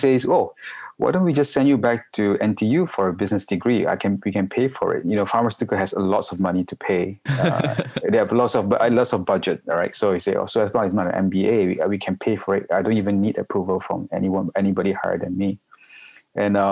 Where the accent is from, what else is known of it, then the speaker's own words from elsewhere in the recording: Malaysia; also born or lived in Singapore; now in Hong Kong; I'm a Malaysian, but I'm based in Hong Kong for the past 16 years already.